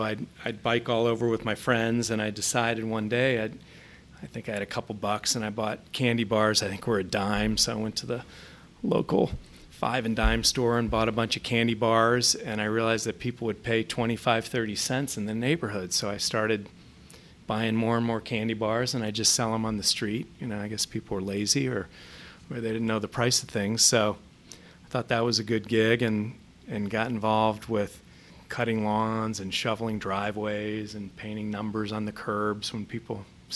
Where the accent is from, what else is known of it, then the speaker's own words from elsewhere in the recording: Columbus, Ohio, United States; also born or lived in New York; grew up in Columbus. Actually born in New York, but grew up here.